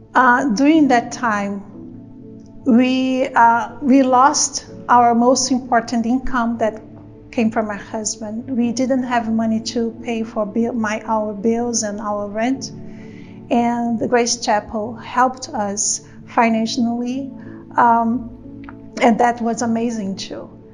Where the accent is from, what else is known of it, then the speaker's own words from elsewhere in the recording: Brazil; moved away; I'm from Brazil originally